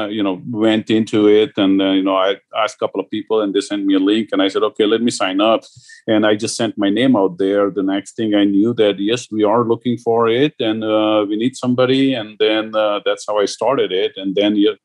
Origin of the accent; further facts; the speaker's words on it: India; now in United States; I grew up in India